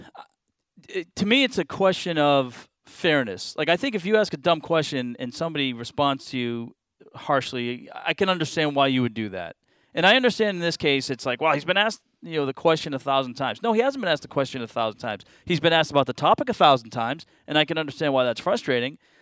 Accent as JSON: {"language": "English", "town": "Boston", "region": "Massachusetts", "country": "United States", "tie": "born or raised there", "moved": "yes", "lives_now": "Charlotte, United States", "said": "I grew up in Boston"}